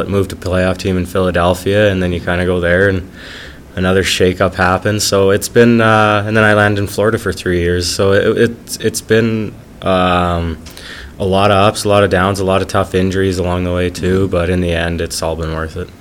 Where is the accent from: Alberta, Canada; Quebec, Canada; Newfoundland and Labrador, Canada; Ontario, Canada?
Alberta, Canada; Lethbridge; my hometown team